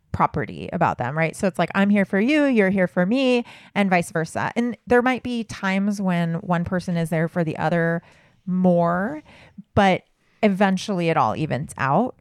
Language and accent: English; Southern California, United States; I grew up in Southern California